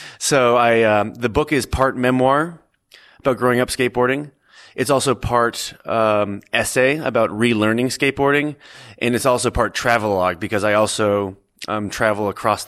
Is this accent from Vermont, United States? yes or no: yes; Stowe, Vermont, United States; I grew up skateboarding in Stowe, Vermont.